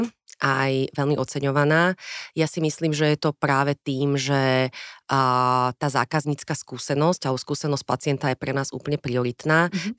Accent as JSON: {"language": "Slovak", "town": "Bratislava", "region": "Bratislava Region", "country": "Slovakia", "tie": "born or raised there", "said": "ja som vyrastala v Petržalke"}